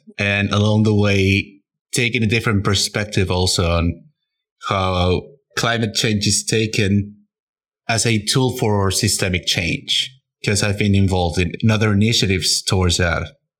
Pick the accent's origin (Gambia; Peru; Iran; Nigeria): Peru; now in Germany; I'm from Peru, living in Germany.